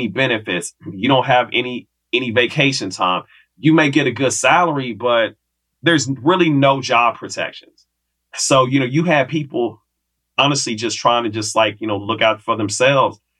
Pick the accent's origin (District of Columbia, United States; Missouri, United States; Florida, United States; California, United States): Missouri, United States; Kansas City; moved away as an adult; also born or lived in the western US; 3 years of coming back to KC from college, I was like, all right, you know what? I got to get up out of here. So that was my window to leave Kansas City